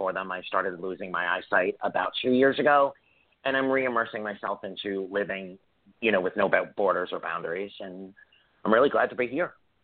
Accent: New York City, New York, United States; I'm Italian from Staten Island, New York

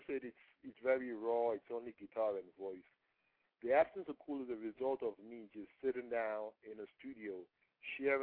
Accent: Nigeria; first language Yoruba; English is a second language; moved away; I was growing up in Nigeria

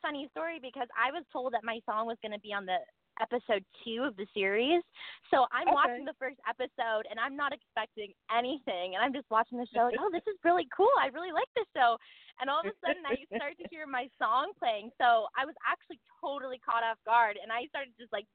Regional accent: Malibu, California, United States; I'm actually from Malibu, California

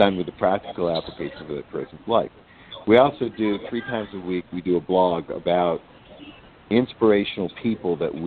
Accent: New York, United States; now in Asheville, United States; I am from New York

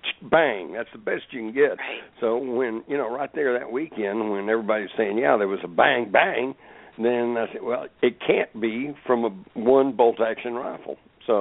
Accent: Texas, United States; I grew up in Texas. I'd been deer hunting. I even had some bolt-action rifles.

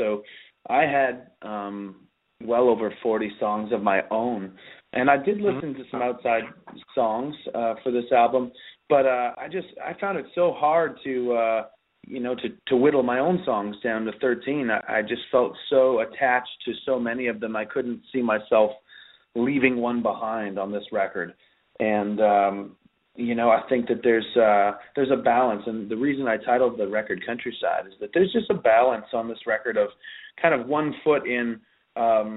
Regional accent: Pembroke, Ontario, Canada; I grew up playing in, or cutting my teeth, I guess, as they'd say, in clubs and country bars in Southern Ontario, and even before that in my hometown of Pembroke

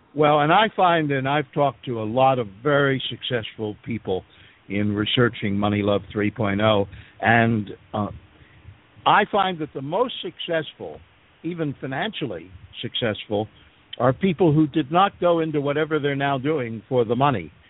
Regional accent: Philadelphia, Pennsylvania, United States; now in Panama; I was born and raised in Philadelphia

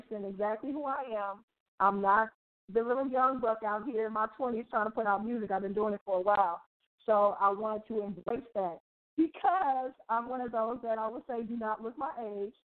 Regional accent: Oakland, California, United States; I am from Oakland, California, the Bay Area

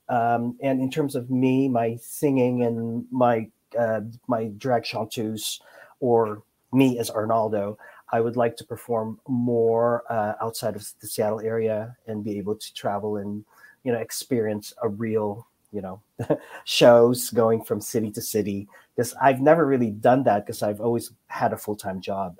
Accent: Philippines; now in United States; I came from the Philippines. I'm an immigrant

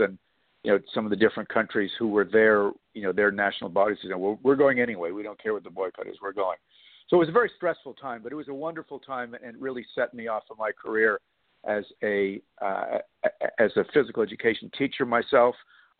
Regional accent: Canada; now in -; I actually spent 6 months in your city, in San Antonio, as a Canadian guest of the U.S. training center down there at Fort Sam Houston for modern pentathlon

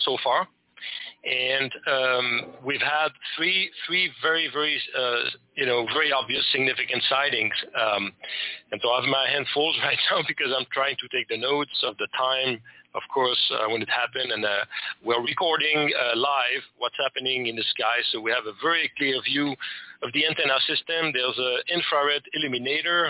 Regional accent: Quebec, Canada; first language French; English is a second language; I'm from Quebec, Canada.

